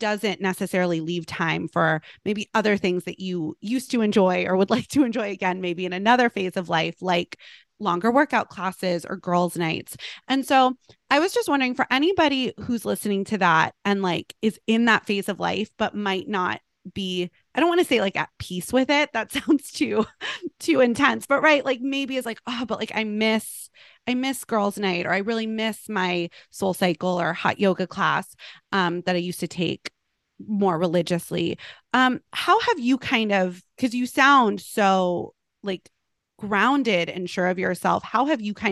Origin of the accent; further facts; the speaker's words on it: Los Angeles, California, United States; I grew up in Los Angeles and a lot of people I grew up with and went to school